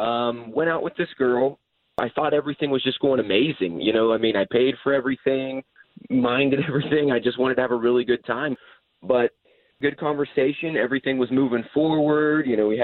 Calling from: Claremont, United States; Hey, I'm out in Claremont.

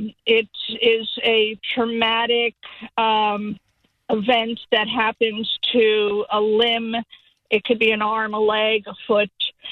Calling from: Fort Myers, Florida, United States; also born or lived in San Diego, United States; I'm calling from Fort Myers.

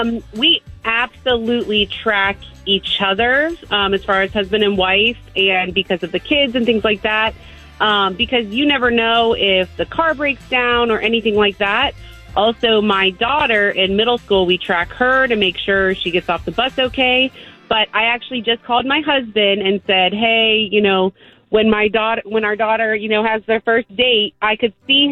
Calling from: Longwood, United States; This is … calling from Longwood.

